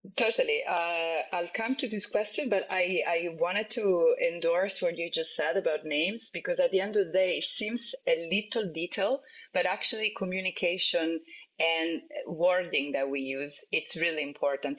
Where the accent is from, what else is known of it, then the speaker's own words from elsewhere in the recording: Italy; moved away; I come from Italy